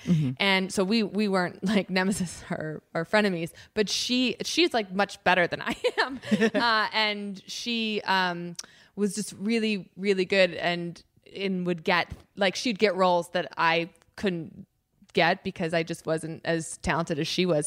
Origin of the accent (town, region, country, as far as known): Chicago, Illinois, United States